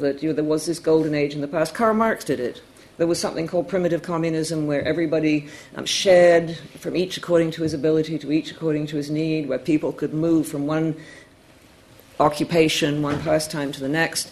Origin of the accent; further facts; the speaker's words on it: Canada; I'm Canadian